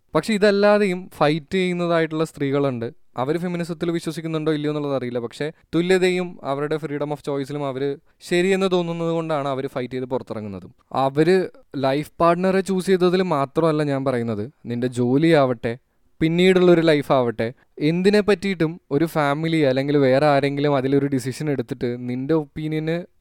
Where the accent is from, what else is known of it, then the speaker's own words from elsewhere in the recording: India; നമ്മൾ ഇന്ത്യക്കാർ